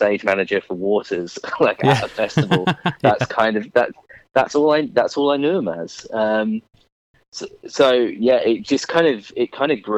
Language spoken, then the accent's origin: English; Essex, East of England, United Kingdom; I'm from a little place just outside London called Essex. Been here all of my life.